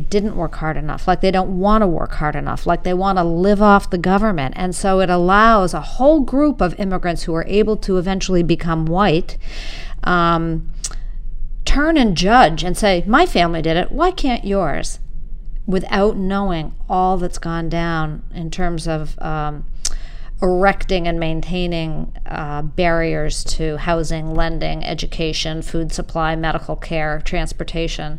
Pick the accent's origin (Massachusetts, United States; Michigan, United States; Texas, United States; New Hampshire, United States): Massachusetts, United States; Winchester; I grew up in Winchester, Mass., a white suburb, and north of Boston